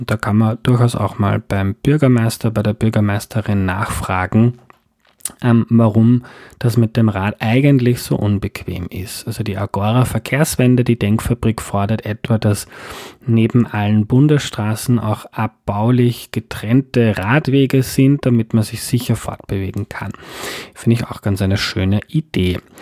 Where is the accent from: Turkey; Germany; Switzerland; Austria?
Austria; Lower Austria; Ich bin in Niederösterreich aufgewachsen, auf einem Bauernhof, wo die Häuser ziemlich weit voneinander entfernt sind